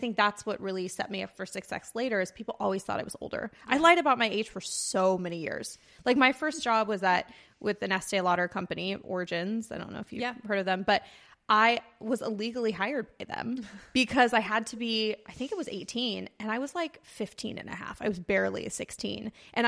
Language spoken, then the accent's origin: English; Banning, California, United States; born there; also born or lived in Orange County, California; Yeah, I was born, I don't like to say born and raised in Orange County because I was actually born right outside of Palm Springs in this really great town called Banning, California. So I was born there and then we moved several times.